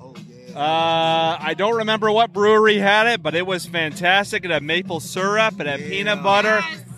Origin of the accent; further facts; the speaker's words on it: South Bend, Indiana, United States; now in Sanford, United States; I am from Sanford, Florida, originally from South Bend, Indiana.